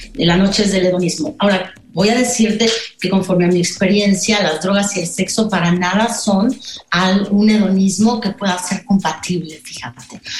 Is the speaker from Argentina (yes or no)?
no; Pachuca, Hidalgo, Mexico; moved away; yo crecí, eh, o bueno, tuve mi adolescencia en Pachuca